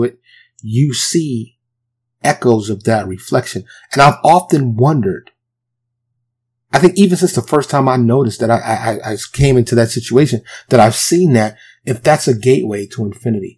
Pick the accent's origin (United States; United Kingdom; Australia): United States; New York City, New York; moved away as an adult; now in Dallas, United States; born and raised in New York City, but I currently live in a suburb of Dallas